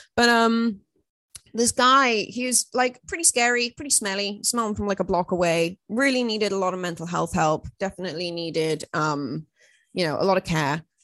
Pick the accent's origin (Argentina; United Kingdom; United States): United Kingdom; Wales; I'm from Wales